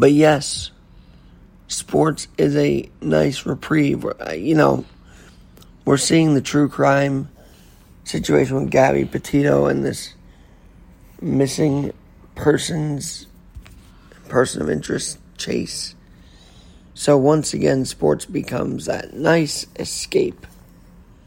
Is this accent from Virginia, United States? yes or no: no; New York City, New York, United States; New York City, my hometown